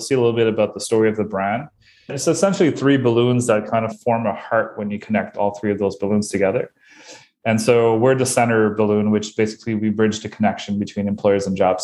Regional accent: Bathurst, New Brunswick, Canada; now in Moncton, Canada; I am originally from Bathurst, New Brunswick, which is even a smaller place

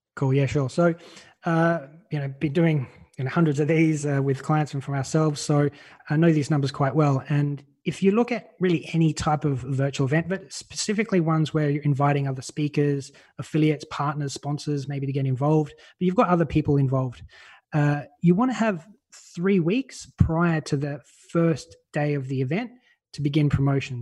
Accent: Australia; now in Malta; I'm Australian. You can probably tell by my voice.

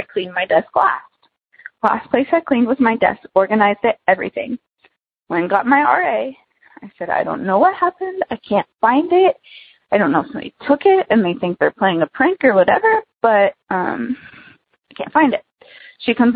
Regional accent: United States; moved away as an adult; now in Wichita, United States; I go to school in Wichita, but my hometown is about an hour away from Branson

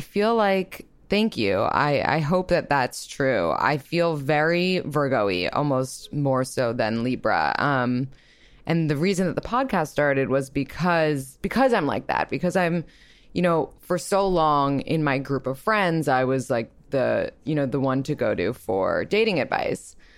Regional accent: New York, United States; I'm also from New York, and I'm twenty-eight

